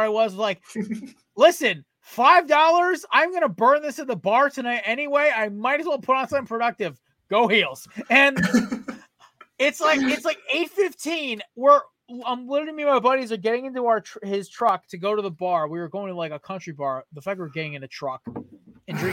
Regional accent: Connecticut, United States; I'm from Connecticut.

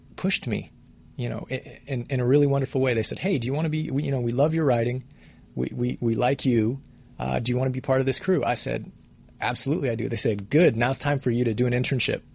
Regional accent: Colorado Springs, Colorado, United States; now in Los Angeles, United States; I'm from Colorado originally. I grew up in Colorado Springs

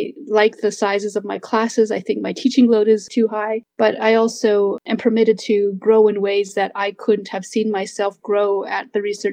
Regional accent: Shiprock, New Mexico, United States; moved away as an adult; also born or lived in Alberta, Canada; now in Calgary, Canada; I'm originally from Shiprock, New Mexico, but I have lived and worked in Treaties 7 and 6 for the past 10 years.

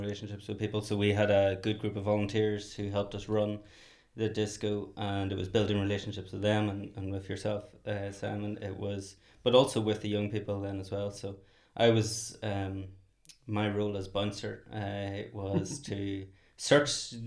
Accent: Northern Ireland, United Kingdom; moved away as an adult; now in Dublin, Ireland; I'm from Northern Ireland. I've been living in Dublin for 16 years.

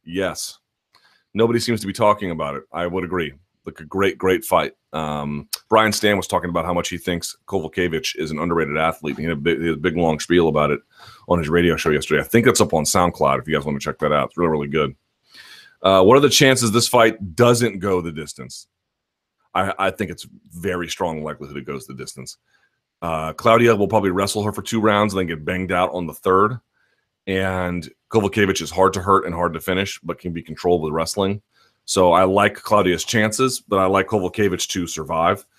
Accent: South Georgia, United States; accent: donk yokel voice; All of the donks I grew up with in South Georgia.

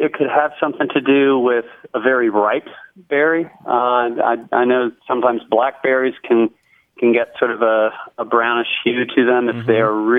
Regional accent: Lynchburg, Virginia, United States; Lynchburg is right in the heart of Central Virginia, mm-hmm. and my father, who moved here to teach at Sweetbriar College back in the late 50s, he came here from Indiana. And when I was growing up

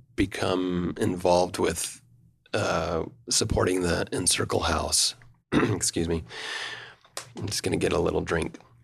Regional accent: Provo, Utah, United States; also born or lived in Rome, Italy; I was born in Provo in nineteen seventy-six, fourth of eight children. And, um, the, you know, I just was a Provo boy that didn't travel much

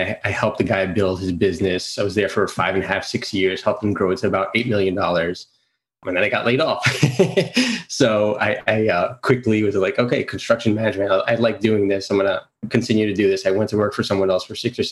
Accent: New York City, New York, United States; also born or lived in Greece; I'm from Queens, New York. I was actually born in Greece, came here when I was about 3 years old

